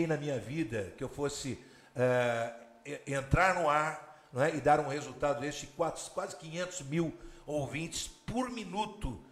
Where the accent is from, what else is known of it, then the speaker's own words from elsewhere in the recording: Ribeirão Preto, São Paulo, Brazil; eu sou de Ribeirão Preto, no interior de São Paulo